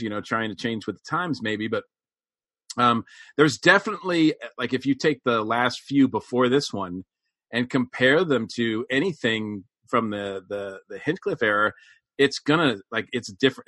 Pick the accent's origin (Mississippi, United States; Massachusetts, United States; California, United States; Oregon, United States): Massachusetts, United States; growing up in Massachusetts